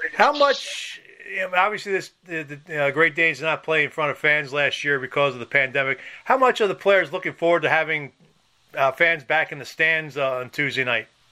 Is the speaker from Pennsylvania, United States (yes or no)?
yes; Philadelphia, Pennsylvania, United States; I'm from Philadelphia